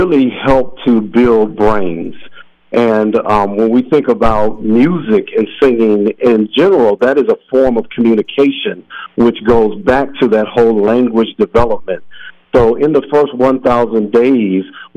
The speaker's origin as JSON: {"language": "English", "town": "Minneapolis", "region": "Minnesota", "country": "United States", "tie": "born or raised there", "said": "I was born and raised here in Minneapolis in south on the south side"}